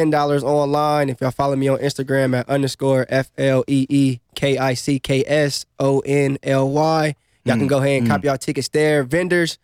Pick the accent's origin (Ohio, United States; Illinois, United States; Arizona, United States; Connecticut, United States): Ohio, United States; moved away as an adult; now in Las Vegas, United States; I'm from Ohio. I moved out to Vegas probably, 10 months